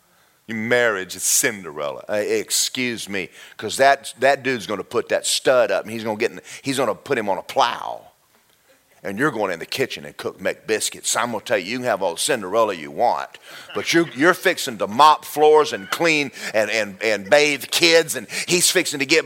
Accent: Southern US, United States; moved away as an adult; now in Florida, United States; I'm not from Florida. Where I'm from is four seasons

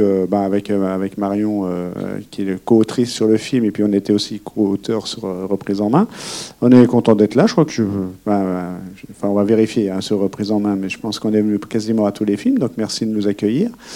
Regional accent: France; c'est à côté de là où j'ai grandi, où j'ai toujours habité en fait. J'ai jamais bougé du petit hameau de Quincy

